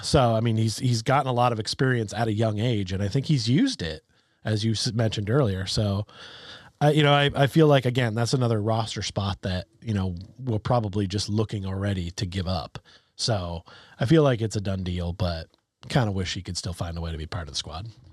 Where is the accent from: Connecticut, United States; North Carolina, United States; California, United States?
Connecticut, United States; we're from the Nutmeg State.